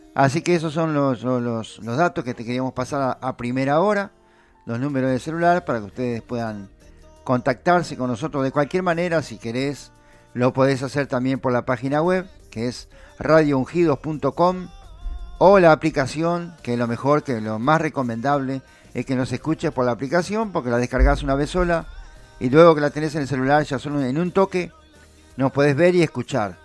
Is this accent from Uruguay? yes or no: yes; Uruguay; nosotros somos uruguayos